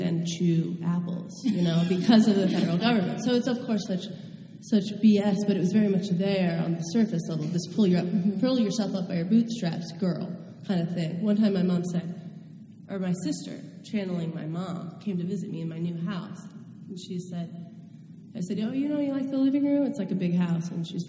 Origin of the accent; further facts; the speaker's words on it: the West, United States; growing up in the West